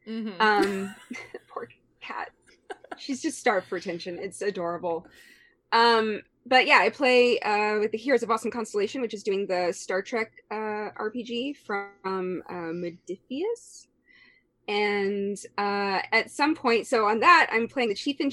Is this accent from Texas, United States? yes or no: yes; Galveston County, Houston area, Texas, United States; I'm I guess native born Texan. I'm originally from the Houston area, from the coast, Galveston County